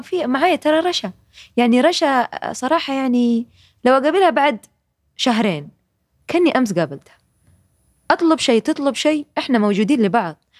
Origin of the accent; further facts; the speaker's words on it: Jeddah, Makkah Province, Saudi Arabia; moved away; احنا عندنا في جده وفي الغربيه